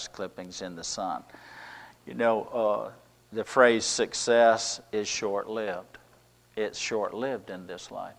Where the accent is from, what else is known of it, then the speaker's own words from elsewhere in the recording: United States; us as Americans.